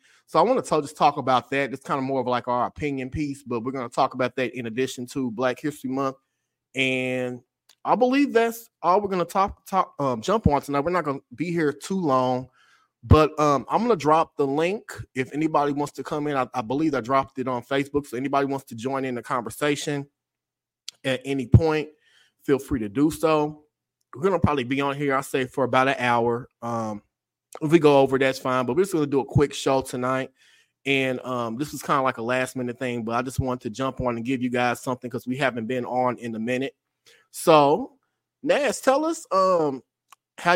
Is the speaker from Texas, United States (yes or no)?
no; Indianapolis, Indiana, United States; it's still my hometown, my home city.